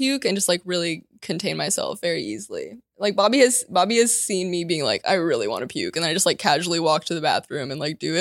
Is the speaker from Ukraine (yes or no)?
yes; Ukraine; moved away; so where are you from? And I was like, Ukraine